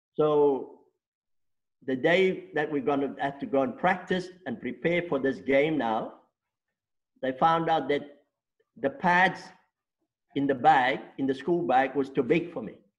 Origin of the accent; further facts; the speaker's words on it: Stellenbosch, Western Cape, South Africa; first language Afrikaans; English is a second language; born and bred in Stellenbosch